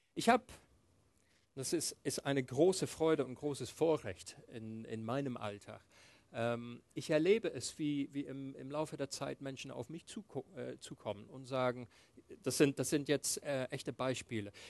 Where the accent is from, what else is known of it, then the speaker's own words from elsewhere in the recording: England, United Kingdom; moved away; ich bin in England aufgewachsen. Meine, meine Eltern haben mit mir Englisch gesprochen